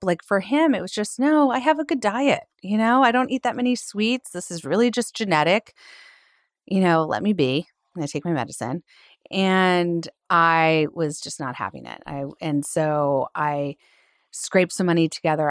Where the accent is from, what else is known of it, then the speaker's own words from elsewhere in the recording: Philadelphia, Pennsylvania, United States; also born or lived in California; Philly girl, born and raised